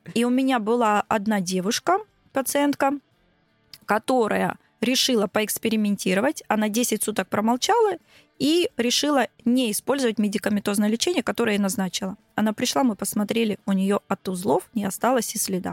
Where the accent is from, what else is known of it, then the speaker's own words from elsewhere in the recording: Krasnodar, Krasnodar Krai, Russia; я из Краснодара.